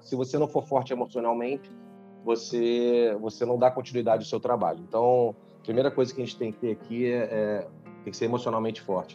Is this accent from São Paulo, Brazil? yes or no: no; Rio de Janeiro, Brazil; now in Manaus, Brazil; eu sou do Rio de Janeiro, mas hoje eu moro em Manaus